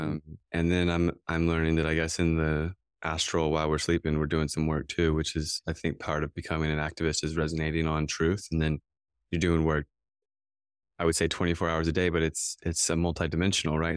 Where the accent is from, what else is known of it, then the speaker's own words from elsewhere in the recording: United States; I grew up outside of Washington, D C